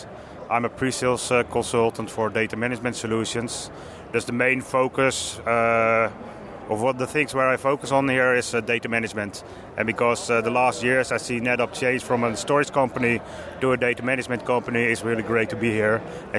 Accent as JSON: {"language": "English", "country": "Netherlands", "said": "from the Netherlands, working at PQR."}